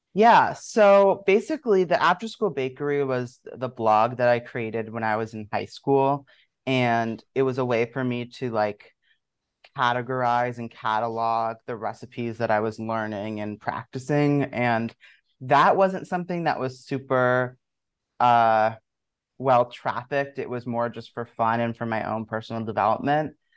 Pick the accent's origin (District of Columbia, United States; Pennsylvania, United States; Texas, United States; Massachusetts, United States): District of Columbia, United States; Washington; moved away as an adult; also born or lived in Maryland / Brooklyn, New York; now in New York, United States; I uh, was born in Washington, D.C., and grew up right in the area, first in the city and then right outside of Maryland